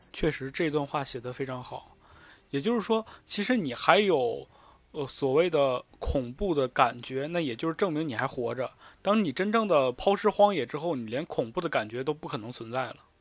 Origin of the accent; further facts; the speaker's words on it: Northeast China, China; 毕竟我是东北人